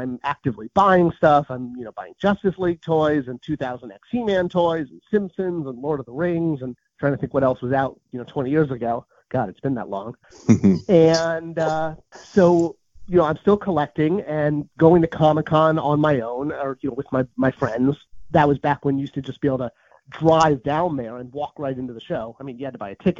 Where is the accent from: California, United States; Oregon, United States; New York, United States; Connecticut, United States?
California, United States; Southern; I grew up in Southern California